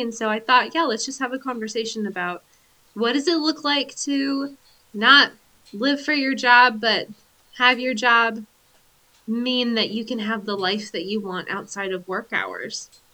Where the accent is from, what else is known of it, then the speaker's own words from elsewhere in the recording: Pacific Northwest, United States; from being white, from being an American, from being from the Pacific Northwest